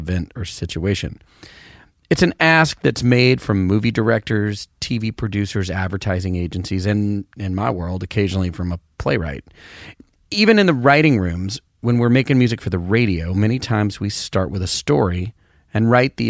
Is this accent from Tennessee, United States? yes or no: yes; Knoxville, Tennessee, United States; I grew up near Knoxville